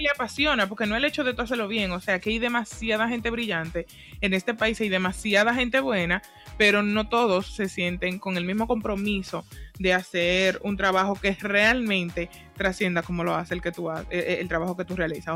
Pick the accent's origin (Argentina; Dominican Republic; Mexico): Dominican Republic; nuestra forma de comunicarnos en el día a día como dominicanos